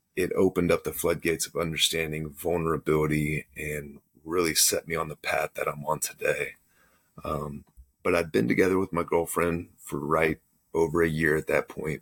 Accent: Texas, United States; I grew up in Texas

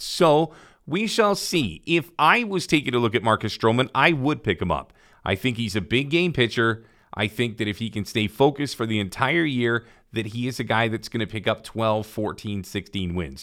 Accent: Canada; I am Canadian born

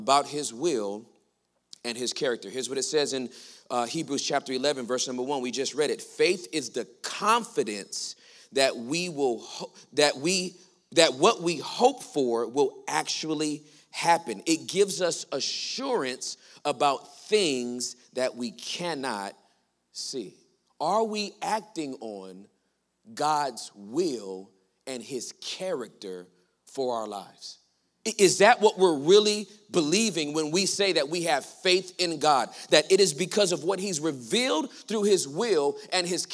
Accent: Los Angeles, California, United States; I was born and raised in Los Angeles, California

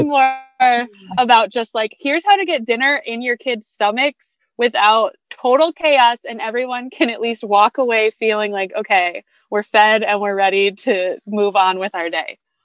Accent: Grand Rapids, Michigan, United States; I am from Grand Rapids, Michigan

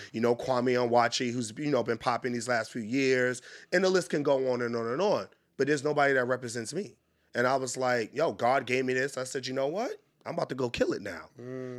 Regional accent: New York City, New York, United States; moved away as an adult; now in Washington, D.C., United States; I grew up in Harlem, New York, hustler.

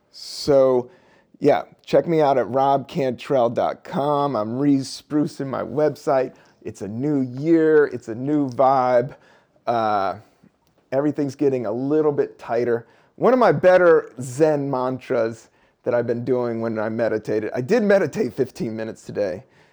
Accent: Buena Vista, Virginia, United States; also born or lived in Washington, D.C.; I grew up in Washington, D.C., but I also, when we were 10, like I said, I moved down to Buena Vista, Virginia, a really small town in Virginia, little southern town in the Appalachian Mountains, next to Lexington, Virginia, town of barely 5,000 people.

